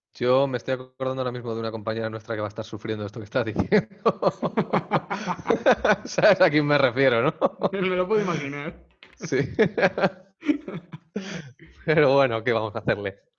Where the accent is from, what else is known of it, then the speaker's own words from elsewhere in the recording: Spain; los españoles somos muy de tocar